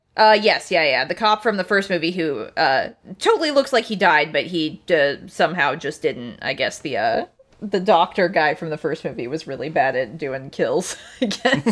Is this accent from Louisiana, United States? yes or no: no; Anchorage, Alaska, United States; I grew up in Alaska, uh, like, in Anchorage, which is a coastal town